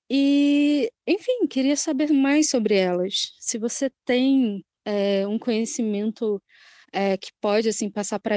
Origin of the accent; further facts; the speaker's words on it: Ansan, Gyeonggi Province, South Korea; E eu sou de Ansan também.